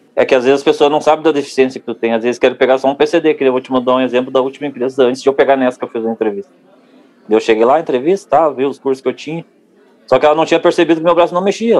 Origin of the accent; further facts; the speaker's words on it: Cachoeirinha, Rio Grande do Sul, Brazil; sou de Cachoeirinha, uma cidade ao lado de Porto Alegre.